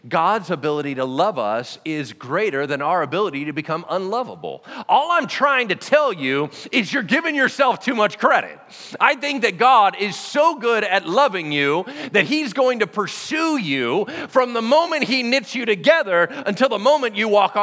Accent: Loomis, California, United States; also born or lived in Pasadena, California; I wasn't born here. I was born in Southern California. Southern California in a place called Pasadena

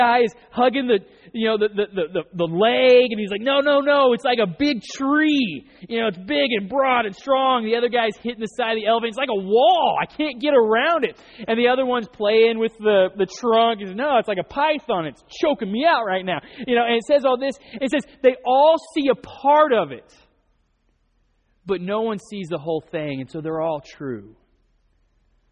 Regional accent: North Oklahoma, United States; I grew up in Oklahoma, North Oklahoma.

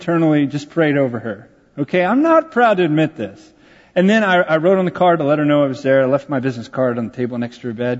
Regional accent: San Antonio, Texas, United States; San Antonio, my hometown

